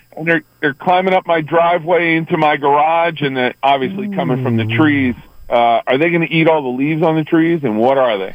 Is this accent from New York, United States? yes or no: yes; Long Island, New York, United States; moved away; I grew up on Long Island